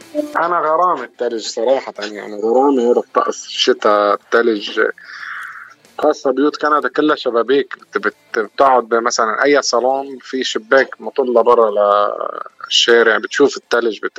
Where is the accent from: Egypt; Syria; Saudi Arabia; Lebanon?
Lebanon; moved away as an adult; now in Canada; انا من لبنان